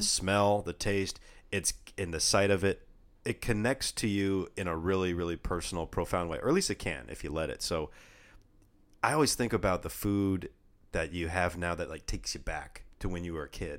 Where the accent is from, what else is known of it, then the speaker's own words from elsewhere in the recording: California, United States; We're from California